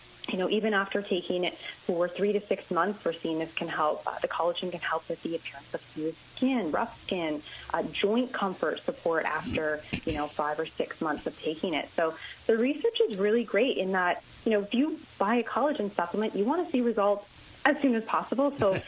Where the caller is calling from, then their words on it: Toronto, Ontario, Canada; I'm actually in Toronto, Ontario.